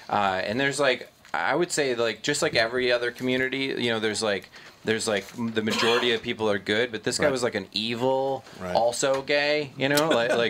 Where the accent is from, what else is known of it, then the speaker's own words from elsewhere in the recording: Minnesota, United States; I'm so Minnesotan.